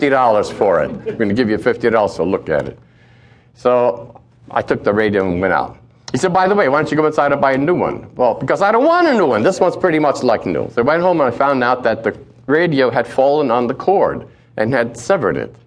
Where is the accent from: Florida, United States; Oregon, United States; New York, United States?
New York, United States; New York City; Growing up in Brooklyn